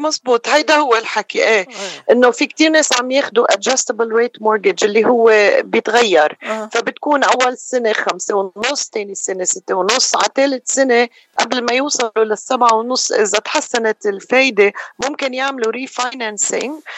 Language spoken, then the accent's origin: Arabic; Beirut, Beirut Governorate, Lebanon; moved away as an adult; now in Los Angeles, United States; أنا من رأس بيروت وأمي من حلب وصار لي بلوس أنجلوس آه، هاي 31 سنة تقريبا